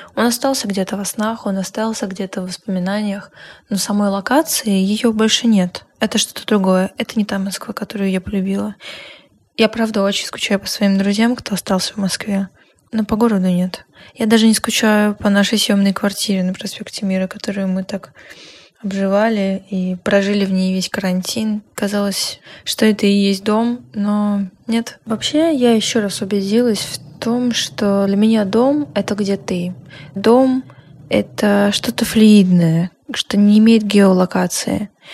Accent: Minsk, Belarus; moved away as an adult; also born or lived in Moscow, Russia; Я переехала в Россию из Минска

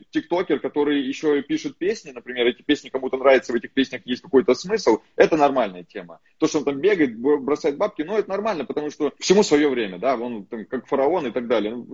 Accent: Far East, Russia; born there; потому что я родился на Дальнем Востоке, в селе, Э, вот, в военном городке.

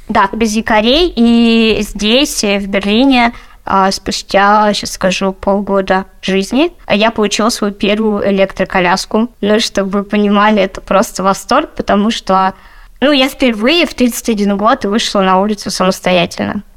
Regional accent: Melitopol, Zaporizhzhia Oblast, Ukraine; moved away as an adult; also born or lived in Lipetsk, Russia / Moscow, Russia; now in Berlin, Germany; я э, родом из Украины и переехала в Россию, когда мне было 23

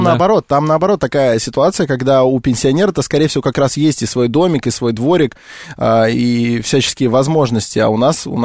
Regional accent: Russia; я в том числе про миллениалов русских, потому что я себя могу к ним отнести

